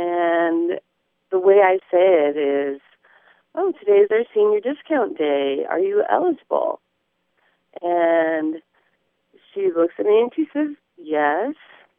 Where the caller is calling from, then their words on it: Eureka, California, United States; I'm calling from Eureka in the real Northern California.